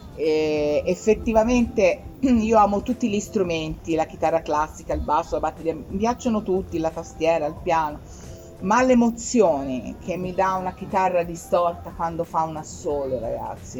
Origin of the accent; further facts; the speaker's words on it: Scandicci, Tuscany, Italy; stavo a Firenze perché io sono di Firenze, sono di Scandicci